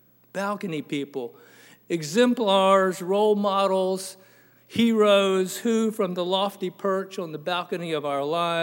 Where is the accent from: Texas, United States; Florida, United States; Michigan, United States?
Florida, United States; Tampa; Now, I'm originally from Tampa, Florida, just dubbed appropriately the lightning capital of the world.